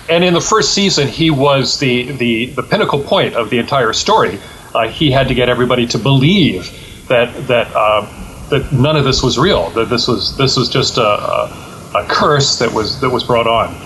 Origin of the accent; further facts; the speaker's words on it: Canada; I am Canadian and I can work in Canada